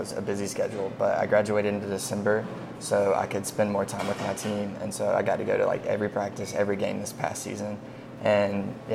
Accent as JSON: {"language": "English", "town": "Anderson", "region": "South Carolina", "country": "United States", "said": "I'm from Anderson, South Carolina originally."}